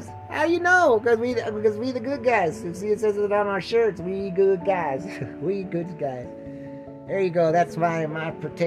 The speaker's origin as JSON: {"language": "English", "town": "Butte", "region": "Montana", "country": "United States", "tie": "born or raised there", "said": "My hometown of Butte, Montana"}